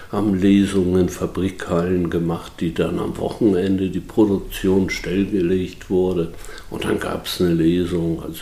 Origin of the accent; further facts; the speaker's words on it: Büdelsdorf, Schleswig-Holstein, Germany; born there; sind hier nicht nur geboren in Büdelsdorf, sondern haben die Welt auch von anderen